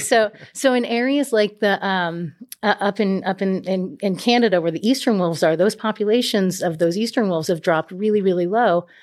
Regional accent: New England, United States; moved away as an adult; also born or lived in Louisiana / San Diego, California; I'm originally from New England

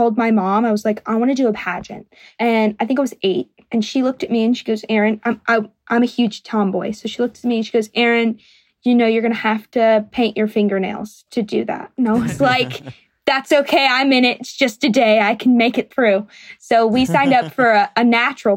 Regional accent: Jasper, Georgia, United States; now in Nashville, United States; It's called Jasper. Nobody knows where it is. All we have is Jeep Fest

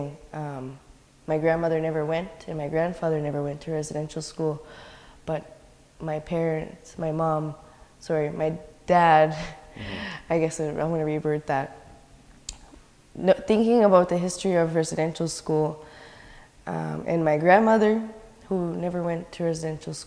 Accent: Eskasoni First Nation, Nova Scotia, Canada; I'm from Eskazoni First Nation

